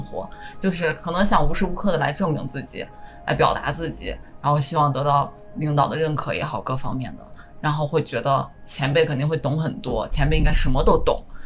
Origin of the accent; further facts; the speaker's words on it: China; moved away as an adult; now in Tokyo, Japan; 我的根是在中国，在我的家乡，但是中间有八九年的时间我又在这边生活过